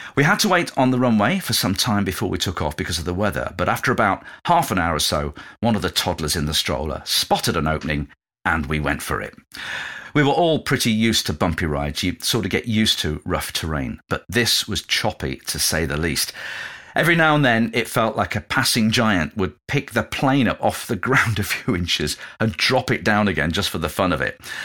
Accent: England, United Kingdom; moved away as an adult; also born or lived in London; my hometown in a car in the north

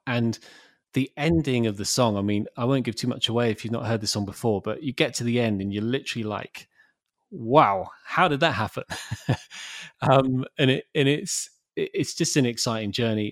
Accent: Bournemouth, South West England, United Kingdom; moved away as an adult; also born or lived in London; back in my hometown of Bournemouth

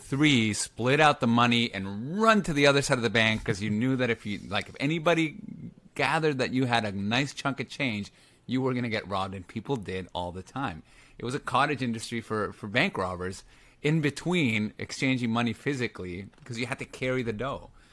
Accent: Lima, Peru; I grew up in Lima, Peru.

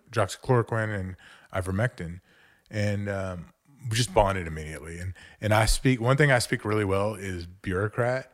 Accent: Montgomery County, Texas, United States; also born or lived in New Orleans; I grew up right here in Montgomery County

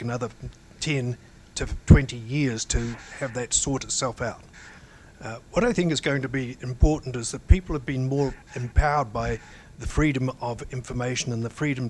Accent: New Zealand; moved away as an adult; now in United States; I was a child of the Second World War. And I've been in the United States for 22 years. I grew up in New Zealand.

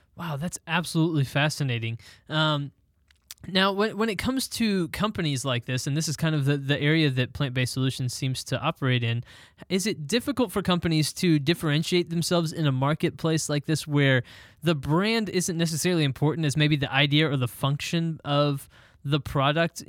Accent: Texas, United States; I was born and raised in Texas

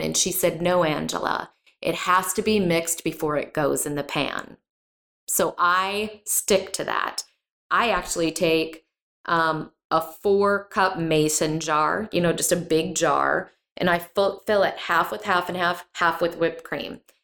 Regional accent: Midwest, United States; now in Texas, United States; I grew up in the Midwest

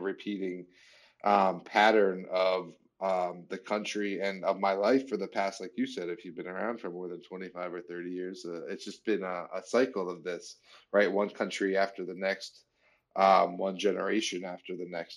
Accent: United States; as an American citizen

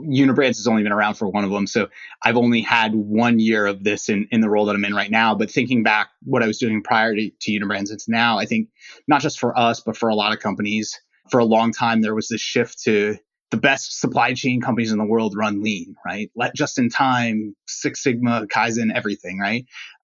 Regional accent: East Coast, United States; I grew up on the East Coast

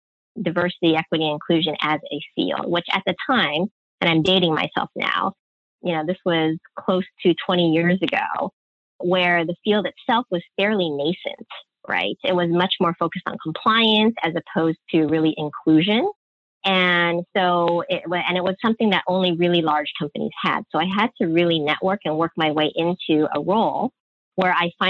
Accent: San Francisco, California, United States; I was born and raised in San Francisco

